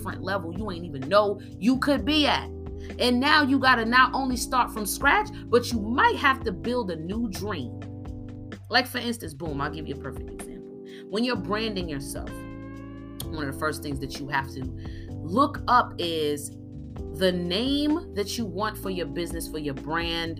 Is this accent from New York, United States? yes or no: yes; New York, United States; moved away as an adult; also born or lived in New Jersey; now in Atlanta, United States; I'm from New York